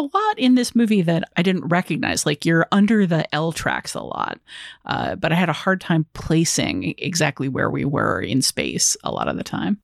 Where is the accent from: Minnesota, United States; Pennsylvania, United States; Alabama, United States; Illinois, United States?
Illinois, United States; Chicago; as a Chicagoan